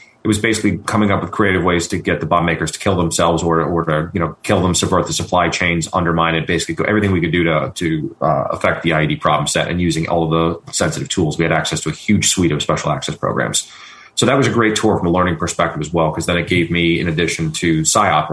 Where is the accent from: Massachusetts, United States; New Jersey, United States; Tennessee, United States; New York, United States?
New York, United States; moved away; also born or lived in Washington, D.C.; as a New Yorker